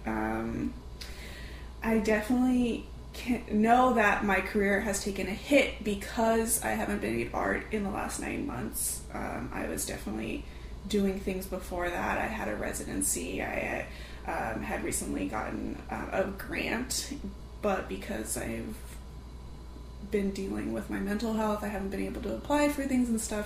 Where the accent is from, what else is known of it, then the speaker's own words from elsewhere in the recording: Fresno, California, United States; moved away; Originally, I'm from Fresno, California